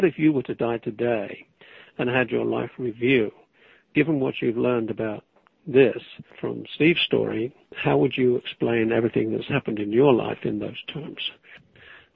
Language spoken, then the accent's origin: English; England, United Kingdom; moved away; I'm English